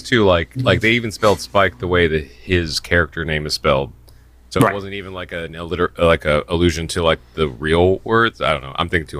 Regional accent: Indiana, United States; I grew up in Indiana

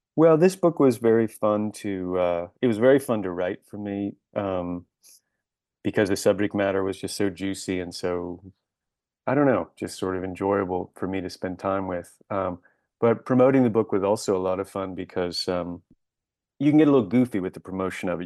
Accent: Buffalo, New York, United States; moved away as an adult; also born or lived in Washington, D.C.; I was born in Washington, D C, but I lived in Buffalo, New York, between the ages of two and seventeen

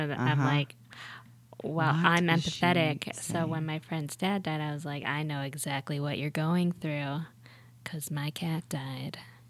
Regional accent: Buffalo, New York, United States; I grew up in Buffalo, New York.

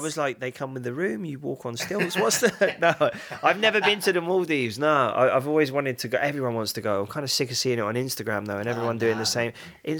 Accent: London, United Kingdom; I grew up in Upper Clacton.

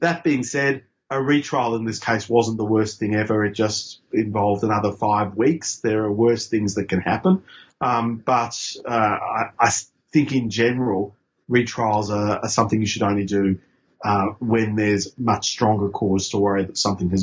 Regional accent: Queensland, Australia; I grew up in Queensland under Joe Bjelke-Petersen

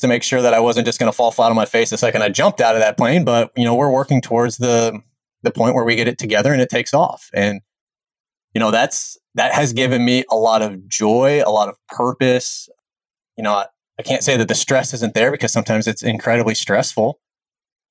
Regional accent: Jefferson City, Missouri, United States; I grew up in the Jefferson City, Missouri area

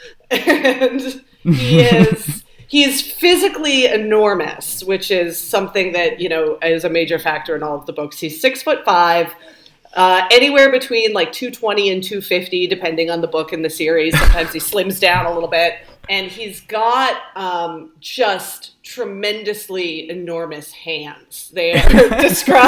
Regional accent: Canada; also born or lived in New York; now in New Orleans, United States; I'm Canadian originally

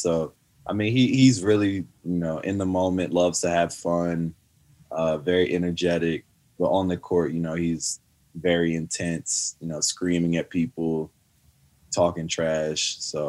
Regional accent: Canada; accent: Canadian; it would like trigger my Canadian accent.

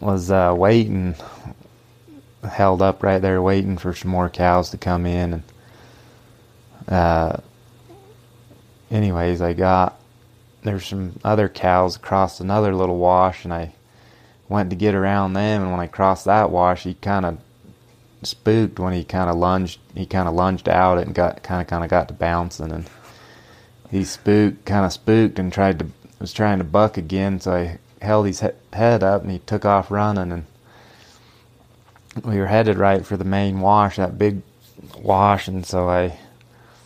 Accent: Alton, United States; we grew up here in Alton, and it was just a, like I say, a family ranch

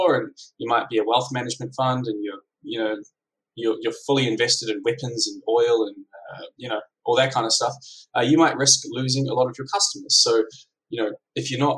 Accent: New Zealand; now in Melbourne, Australia; I'm from New Zealand. I live in Melbourne

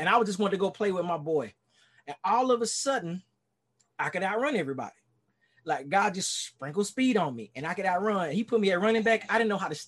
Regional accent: Dallas, Texas, United States; accent: Texas twang; now in Miami, United States; I born and raised in Dallas, Texas

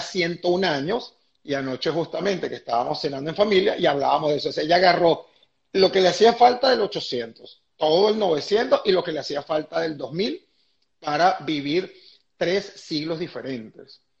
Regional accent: Venezuela; moved away as an adult; nosotros salimos de Venezuela cuando mis hijas estaban en, primer año de bachillerato

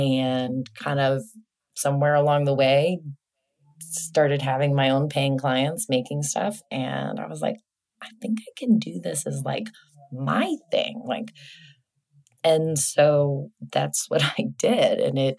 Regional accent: Midwest, United States; also born or lived in New York; now in Houston, United States; I grew up in the Midwest

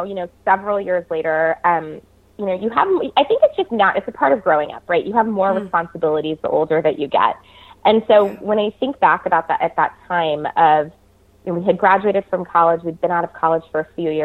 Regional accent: Orange County, California, United States; I'm born and raised in Orange County.

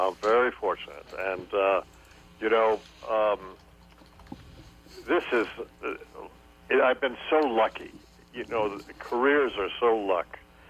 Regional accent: Los Angeles, California, United States; also born or lived in Michigan; My father moved from there to California, and then I grew up in California, Los Angeles.

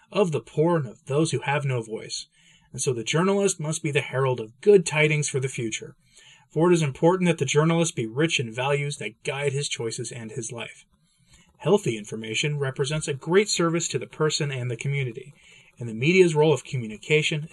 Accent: United States; I'm an American

